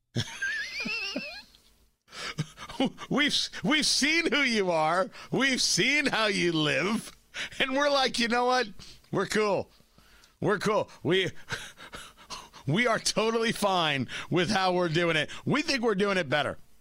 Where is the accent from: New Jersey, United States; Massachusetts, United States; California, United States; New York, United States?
New Jersey, United States; Middletown; I grew up in Middletown, New Jersey